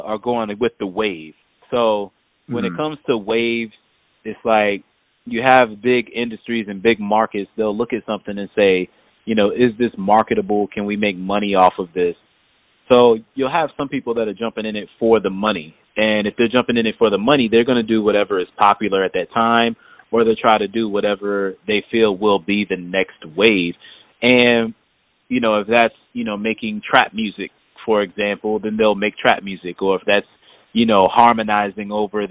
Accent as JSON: {"language": "English", "town": "Hampton", "region": "Virginia", "country": "United States", "tie": "born or raised there", "moved": "yes", "said": "my hometown of Hampton"}